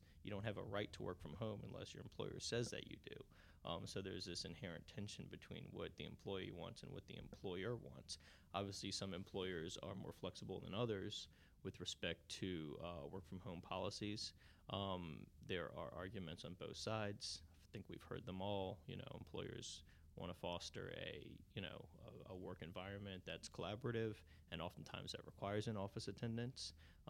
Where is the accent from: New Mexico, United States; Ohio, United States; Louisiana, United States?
Louisiana, United States; New Orleans; From New Orleans, yep.